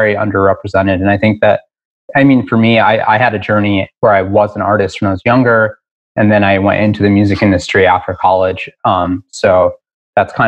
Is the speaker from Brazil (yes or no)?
no; Newburgh, New York, United States; now in Ridgewood, Queens, United States; I grew up in Newburgh, New York. So an hour north of the city